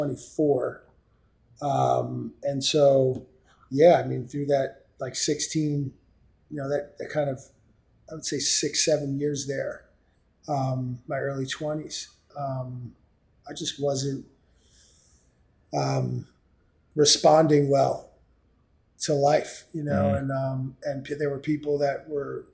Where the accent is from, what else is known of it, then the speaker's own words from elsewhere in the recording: New York City, New York, United States; I grew up in New York City. I came up here on the East Side